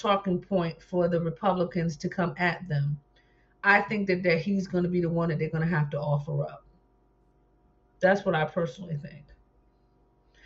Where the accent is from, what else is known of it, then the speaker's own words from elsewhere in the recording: New Jersey, United States; moved away; I'm from New Jersey originally